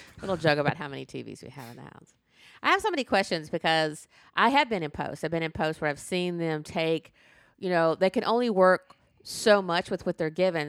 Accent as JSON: {"language": "English", "region": "the South", "country": "United States", "tie": "born or raised there", "said": "I was born in the South."}